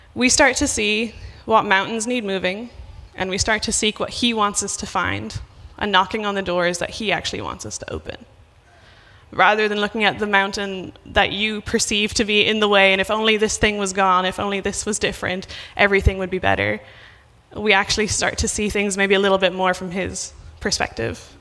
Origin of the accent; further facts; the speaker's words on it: Ireland; moved away; I'm from Ireland